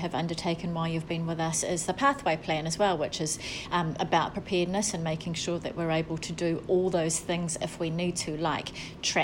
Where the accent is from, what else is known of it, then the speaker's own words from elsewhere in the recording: Wellington, New Zealand; now in Bay of Plenty, New Zealand; We're both from Wellington